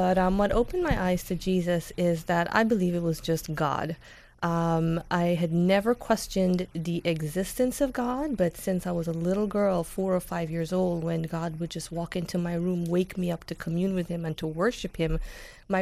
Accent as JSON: {"language": "English", "country": "Guyana", "tie": "born or raised there", "also_born_or_lived": "New York", "moved": "as an adult", "lives_now": "United States", "said": "I grew up in Guyana"}